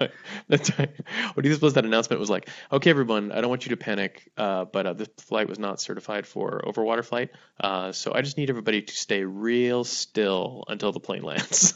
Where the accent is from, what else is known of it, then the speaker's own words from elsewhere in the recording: Hawaii, United States; moved away; my home state